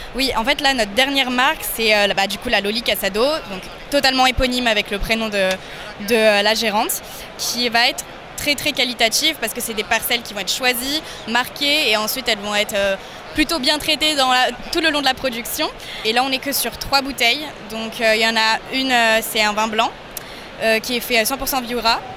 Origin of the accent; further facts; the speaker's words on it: Lyon, Auvergne-Rhône-Alpes, France; also born or lived in Spain; je viens de Lyon